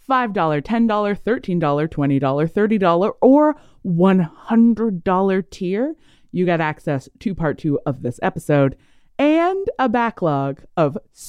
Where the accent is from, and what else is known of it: Canada